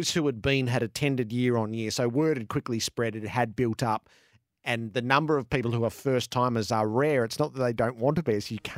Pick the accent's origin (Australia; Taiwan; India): Australia; born or raised there